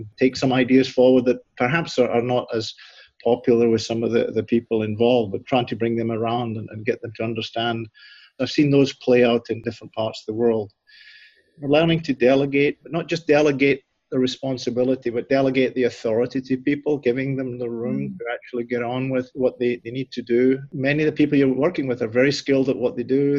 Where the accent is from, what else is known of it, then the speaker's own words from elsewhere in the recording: southwest Scotland, United Kingdom; moved away as an adult; now in Nebraska, United States; I actually grew up in a rural part of southwest Scotland on a family farm